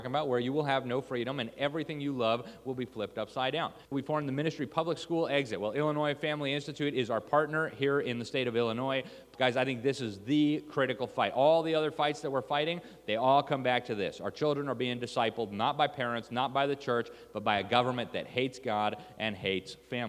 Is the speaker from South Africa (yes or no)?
no; Mexico City, Mexico; I grew up in Mexico City. I spent 7 years there, more time than I ever lived any other place.